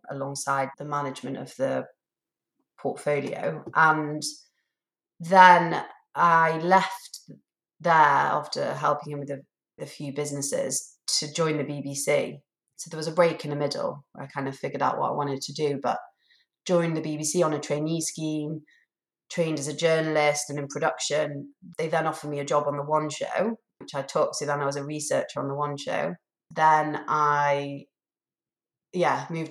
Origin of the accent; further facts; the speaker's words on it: Manchester, North West England, United Kingdom; moved away as an adult; also born or lived in Oxford; I grew up in Manchester, then went to Oxford University.